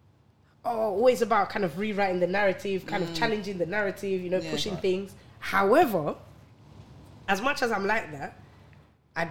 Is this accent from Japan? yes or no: no; Ghana; I'm Ghanaian. So in my culture